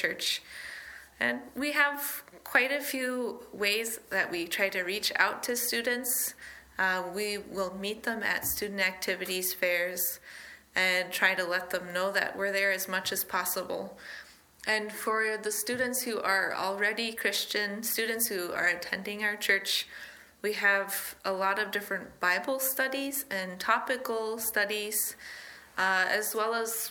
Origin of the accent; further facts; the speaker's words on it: Iowa, United States; moved away as an adult; also born or lived in South Dakota / Harbin, China; now in Minnesota, United States; I was born in South Dakota, grew up in Iowa